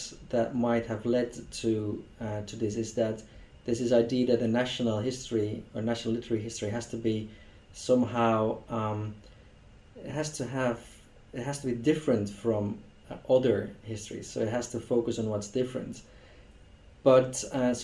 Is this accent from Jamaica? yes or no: no; Belgium; first language Dutch; English is a second language; Dutch is my mother tongue, as a Belgian.